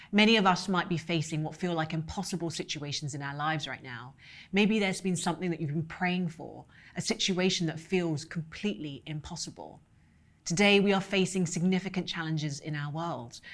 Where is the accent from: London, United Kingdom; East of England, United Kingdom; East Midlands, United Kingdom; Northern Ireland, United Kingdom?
London, United Kingdom; moved away; also born or lived in New York City; I grew up in London with parents who immigrated from Hong Kong